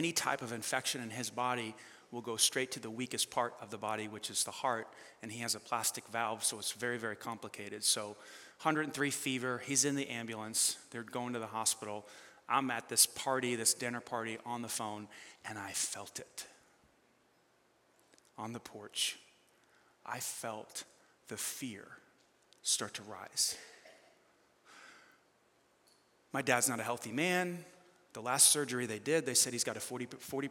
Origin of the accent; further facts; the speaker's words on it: New York, United States; I'm like from New York